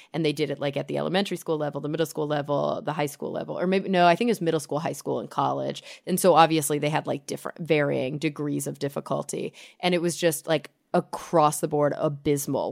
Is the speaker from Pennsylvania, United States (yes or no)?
no; Texas, United States; I grew up in in Texas in the suburbs